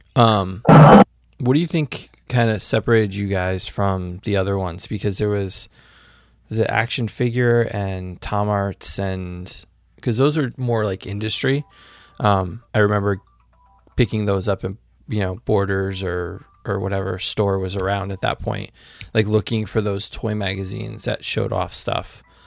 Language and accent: English; Connecticut, United States; we're both from Connecticut